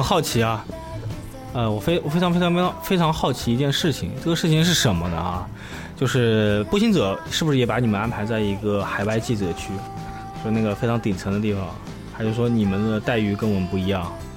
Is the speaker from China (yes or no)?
yes; China; 像我们中国人比较害怕。